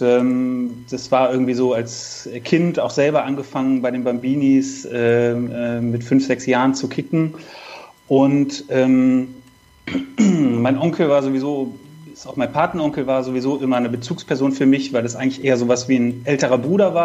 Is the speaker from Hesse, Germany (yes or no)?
no; Cologne, North Rhine-Westphalia, Germany; als gebürtiger Kölner